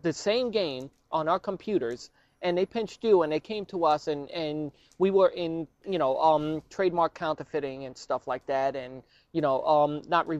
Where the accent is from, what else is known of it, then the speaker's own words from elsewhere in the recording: New York City, New York, United States; I'm from Brooklyn